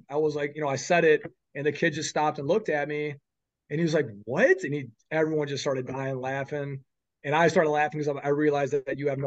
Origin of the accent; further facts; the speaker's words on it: Iowa, United States; I'm from Iowa, so that's always kind of my goal.